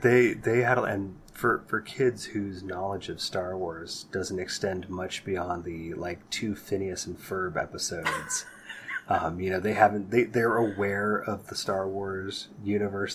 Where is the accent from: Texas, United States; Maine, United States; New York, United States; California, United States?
California, United States; San Jose; growing up in the Bay Area in the 80s and 90s